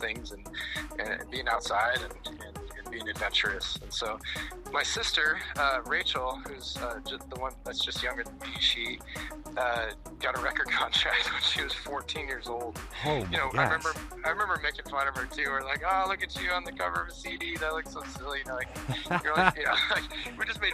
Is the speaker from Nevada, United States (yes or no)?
no; Boulder, Colorado, United States; also born or lived in Indiana / Michigan; Moved to Michigan until I was 11. Had a great, upbringing there